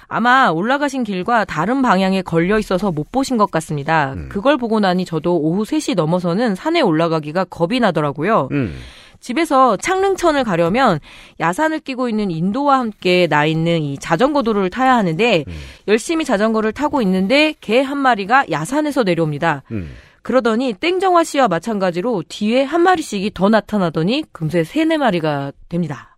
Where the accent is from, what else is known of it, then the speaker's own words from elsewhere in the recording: Chungju, North Chungcheong, South Korea; 특히 우리 아버지가 충주는 중앙탑이 있어서 중앙 사람이니까 중앙말이라고 생각을 하라고 그랬었거든요. 근데 네, 나중에 보니까 제가 사투리를 되게 쓰고 있더라고요